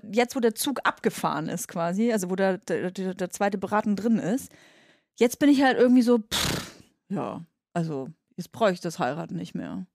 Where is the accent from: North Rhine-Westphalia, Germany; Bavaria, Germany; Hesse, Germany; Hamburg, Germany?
Bavaria, Germany; Nuremberg; now in Berlin, Germany; ich komme aus Nürnberg